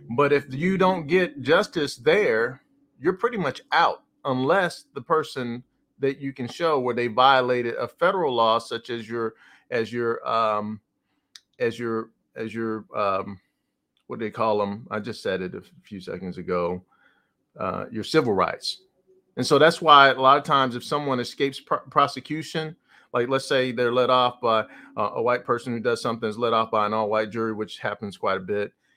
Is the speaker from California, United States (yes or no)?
no; New Jersey, United States; I'm from New Jersey